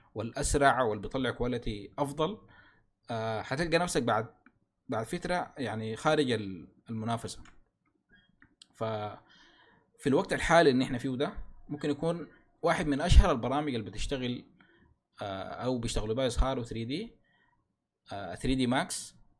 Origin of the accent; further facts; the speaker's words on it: Sudan; عندنا في السودان